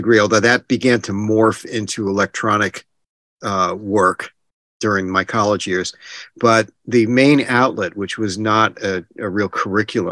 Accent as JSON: {"language": "English", "region": "New Jersey", "country": "United States", "tie": "born or raised there", "said": "I was born in New Jersey. I'm still in New Jersey"}